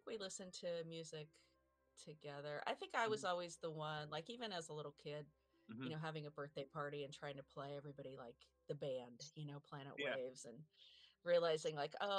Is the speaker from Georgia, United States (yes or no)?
no; Southern California, United States; I grew up in Southern California